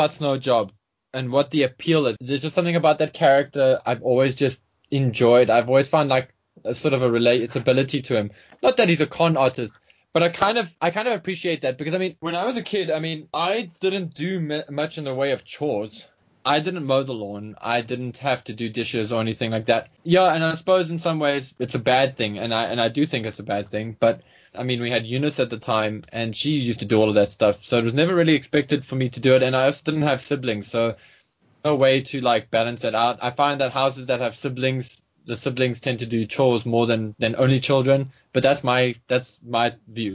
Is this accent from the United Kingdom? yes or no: no; South Africa; as a South African, I was really obsessed with snow. I was one of those kids who was like, I wish it would snow